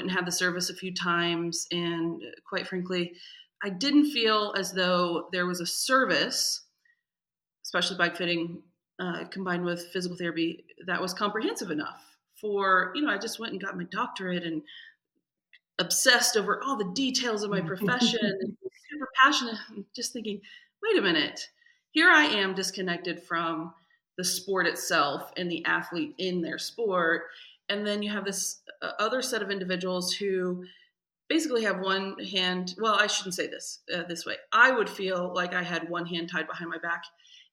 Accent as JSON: {"language": "English", "region": "Indiana", "country": "United States", "also_born_or_lived": "Kentucky", "moved": "as an adult", "lives_now": "Colorado, United States", "said": "I'm from Indiana. So I have that Midwestern empath, people pleaser"}